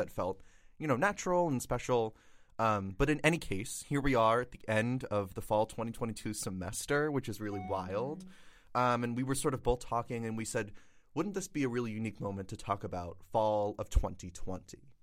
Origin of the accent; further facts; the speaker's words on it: Florida, United States; moved away; I'm from Florida